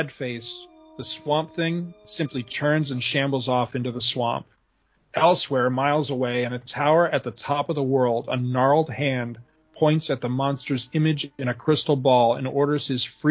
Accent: Carthage, New York, United States; when I was in my early teens, we moved from Carthage, where I lived in New York, to this little town where we live

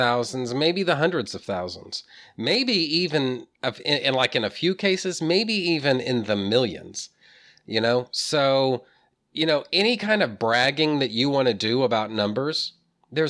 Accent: Texas, United States; I'm from Texas, you know, born and bred

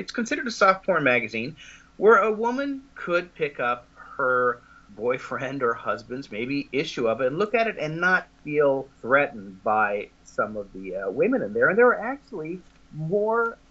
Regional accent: West Coast, United States; where I grew up on the West Coast

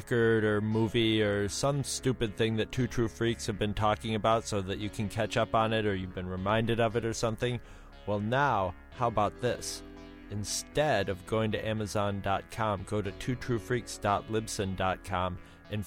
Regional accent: United States; I am American.

